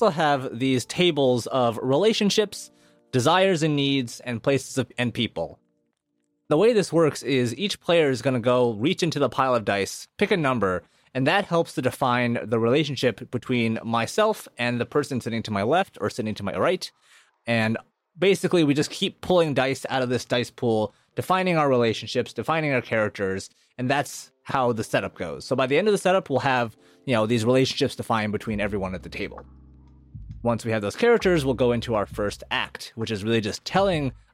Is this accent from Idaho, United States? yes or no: no; South Dakota, United States; we grew up in South Dakota